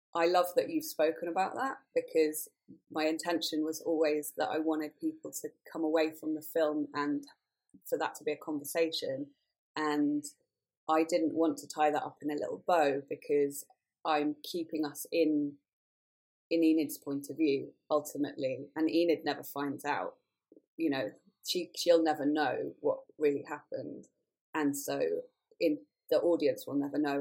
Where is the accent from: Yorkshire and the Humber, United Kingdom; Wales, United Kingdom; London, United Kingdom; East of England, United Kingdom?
Wales, United Kingdom; rural; I grew up in the middle of nowhere in rural Wales